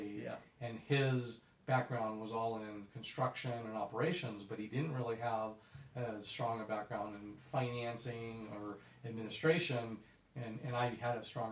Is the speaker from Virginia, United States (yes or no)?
no; San Diego, California, United States; now in Los Angeles, United States; I grew up in San Diego